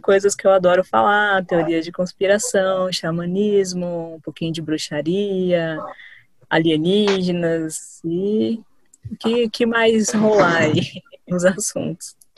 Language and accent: Portuguese; Diadema, São Paulo, Brazil; Sou aqui de Diadema, São Paulo